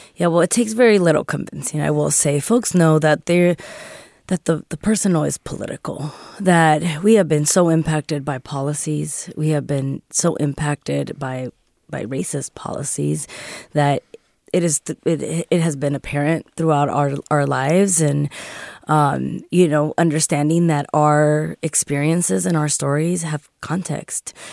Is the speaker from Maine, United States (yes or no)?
no; San Francisco, California, United States; born and raised here in, in La Mision in San Francisco